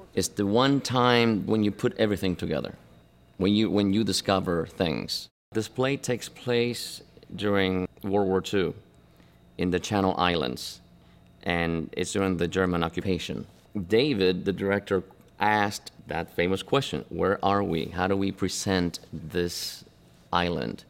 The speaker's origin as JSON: {"language": "English", "region": "Buenos Aires", "country": "Argentina", "tie": "born or raised there", "also_born_or_lived": "Cuba", "moved": "yes", "said": "I was born in Cuba, but I grew up in, uh, in Argentina, in Buenos Aires"}